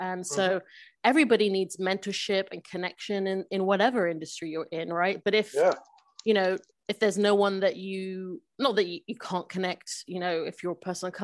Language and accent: English; London, United Kingdom; moved away; I was born in London, grew up in London